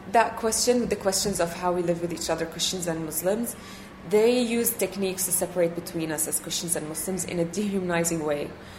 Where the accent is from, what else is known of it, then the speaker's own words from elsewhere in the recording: Bethlehem, West Bank, Palestine; also born or lived in Qatar; So I was born in Bethlehem, but then when I was a few months old, my parents moved out and lived in Qatar. Mm-hmm. And then went back to Palestine when I was 7 years old.